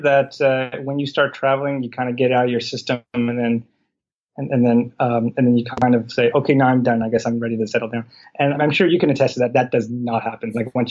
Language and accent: English; Canada; We're from Canada